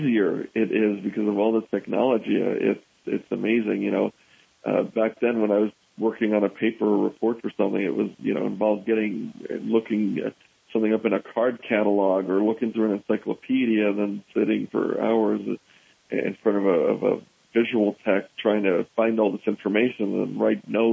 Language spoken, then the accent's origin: English; New York City, New York, United States; I grew up in New York City, so that was a tough and interesting place to grow up